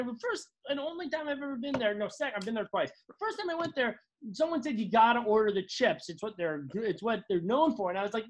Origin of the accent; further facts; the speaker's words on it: East Coast, United States; at least I'm from a real place